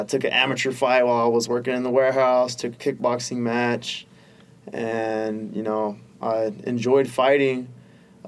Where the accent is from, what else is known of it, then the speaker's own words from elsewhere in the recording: Austin, Texas, United States; Austin's my hometown. I grew up here